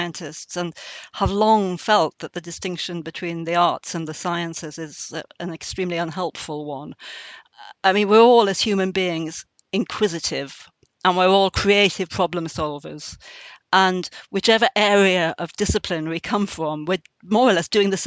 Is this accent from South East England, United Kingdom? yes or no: no; Northumberland, North East England, United Kingdom; I'm a poet from Northumberland